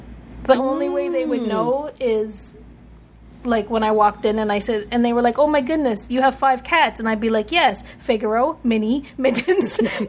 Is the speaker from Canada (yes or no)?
yes; Canada; The things that I identify as a Canadian, hockey sticks and flannel.